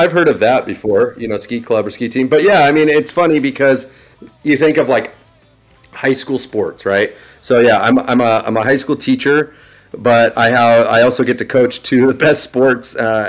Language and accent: English; Orange County, Southern California, United States; growing up in Orange County and Southern California